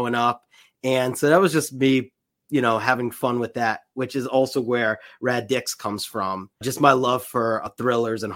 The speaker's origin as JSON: {"language": "English", "town": "New York City", "region": "New York", "country": "United States", "tie": "born or raised there", "said": "I grew up in the New York City area."}